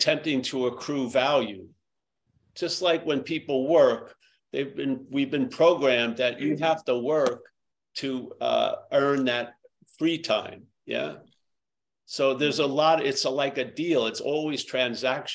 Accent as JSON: {"language": "English", "region": "New York", "country": "United States", "said": "I was from New York"}